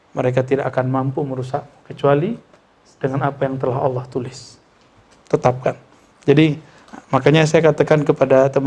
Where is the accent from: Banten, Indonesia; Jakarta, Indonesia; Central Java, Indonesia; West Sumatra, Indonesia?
West Sumatra, Indonesia; Kalau di kampung saya, di Sumatera Barat, di Minangkabau